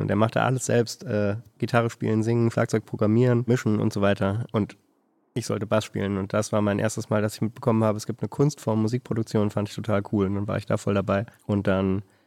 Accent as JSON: {"language": "German", "region": "Berlin", "country": "Germany", "moved": "as an adult", "lives_now": "Hanover, Germany", "said": "dann bin ich nach Hannover gezogen irgendwann aus Berlin, wo ich herkomme"}